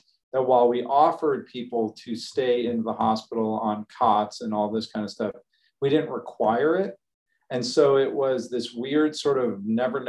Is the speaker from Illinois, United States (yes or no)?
yes; Chicago, Illinois, United States; now in Texas, United States; I grew up in Chicago